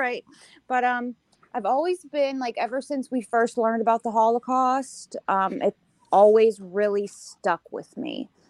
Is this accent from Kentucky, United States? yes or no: no; Pittsburgh, Pennsylvania, United States; My birth date is 10/7/97, and I was born in Pittsburgh.